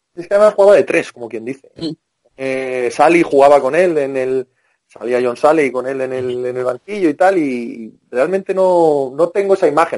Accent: Cangas, Spain; Cangas es la, mi pueblo, es la capital de la pólvora

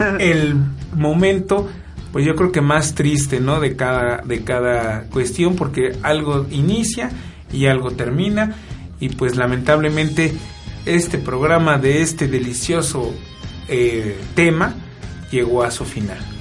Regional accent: Milpa Alta, Mexico City, Mexico; somos nativos de Milpalta

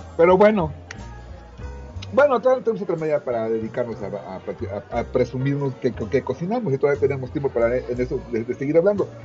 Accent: Veracruz, Mexico; donde yo crecí en Veracruz

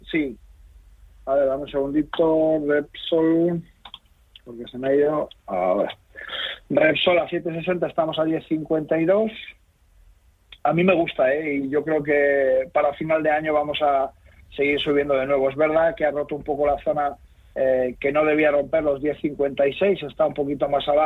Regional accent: Spain; nosotros como ciudadanos españoles tenemos que tributar por nuestras rentas mundiales

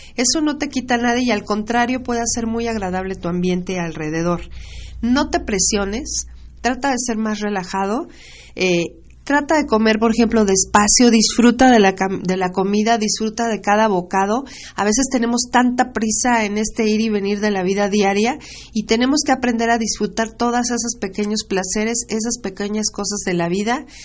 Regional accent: Mexico; como nación, como mexicanos

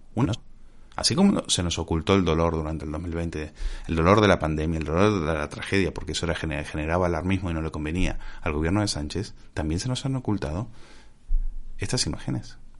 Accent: Spain; nosotros como españoles

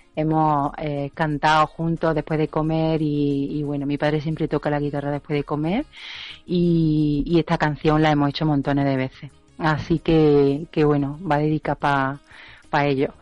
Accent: Córdoba, Andalusia, Spain; moved away as an adult; now in Edinburgh, United Kingdom; yo creo que soy la única cordobesa en Edimburgo

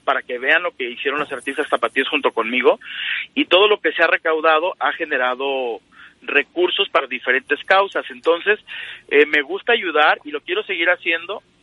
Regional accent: Guadalajara, Jalisco, Mexico; mi tierra, a Guadalajara, a Jalisco

